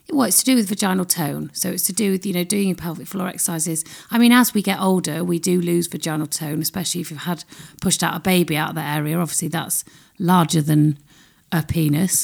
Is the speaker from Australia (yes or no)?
no; United Kingdom; We're very British